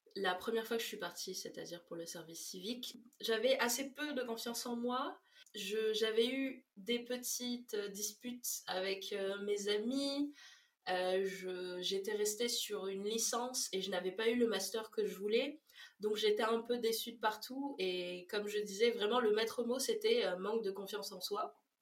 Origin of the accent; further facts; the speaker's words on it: Réunion; also born or lived in Mayotte; Je viens de La Réunion et de Mayotte, qui sont deux îles dans l'océan Indien